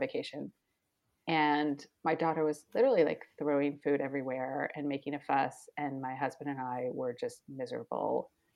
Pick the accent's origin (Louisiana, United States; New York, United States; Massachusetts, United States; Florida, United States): Florida, United States; Miami; moved away as an adult; also born or lived in Argentina / Mexico / Brazil; now in Paris, France; I grew up in Miami